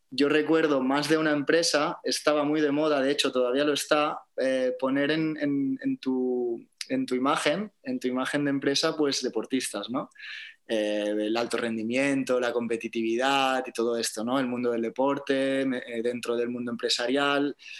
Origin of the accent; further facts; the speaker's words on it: Barcelona, Catalonia, Spain; moved away as an adult; now in Tenerife, Spain; es mi ciudad natal